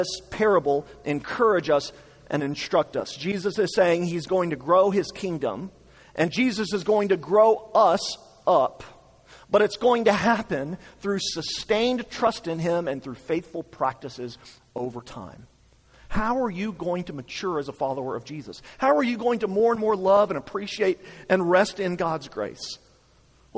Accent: United States; As American Christians

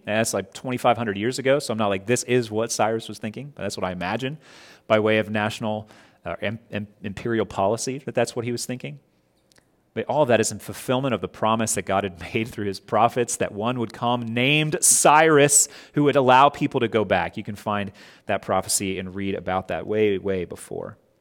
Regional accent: Scott Depot, West Virginia, United States; I grew up in Scott Depot. We would drive to Cross Lanes, went to school there

